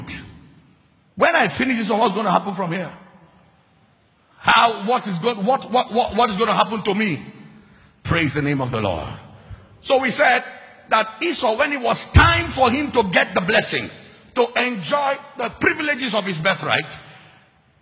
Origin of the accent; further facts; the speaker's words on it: Lagos, Nigeria; moved away; also born or lived in Uyo; I was born in Lagos